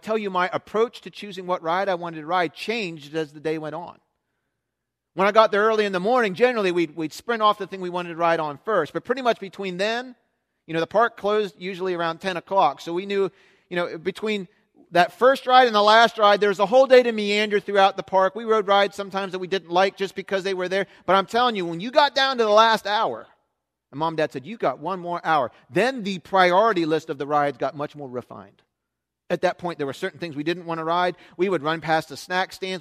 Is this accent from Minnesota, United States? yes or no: no; South Central Pennsylvania, United States; I grew up in South Central Pennsylvania